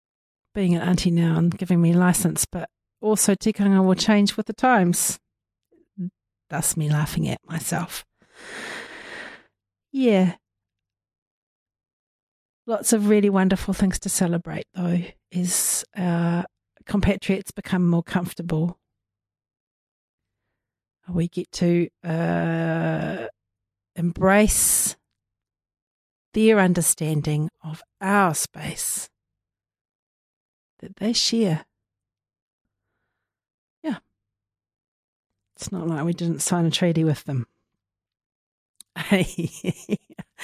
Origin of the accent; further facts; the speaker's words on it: Te Waipounamu, South Island, New Zealand; being Māori and being in Māori space as we are here on Te Waipounamu, our motu, our island